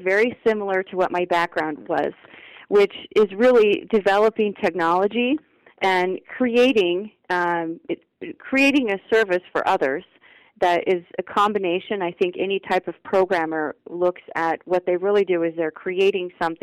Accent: Idaho, United States; now in Florida, United States; So I originally grew up in Idaho, and in a very, very extremely small community.

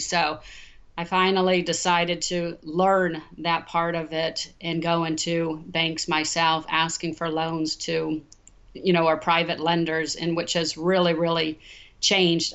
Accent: Omaha, Nebraska, United States; moved away as an adult; also born or lived in Los Angeles, United States; now in Dallas, United States; Growing up in Omaha, Nebraska, my grandfather and my father

